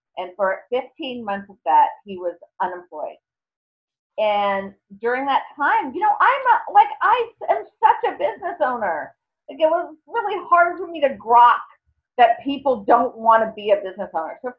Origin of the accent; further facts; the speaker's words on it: New York City, New York, United States; I'm from New York City